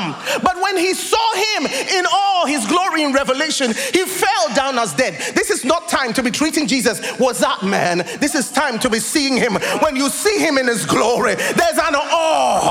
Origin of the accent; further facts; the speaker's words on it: Ghana; moved away as an adult; also born or lived in United Kingdom; I'm from Ghana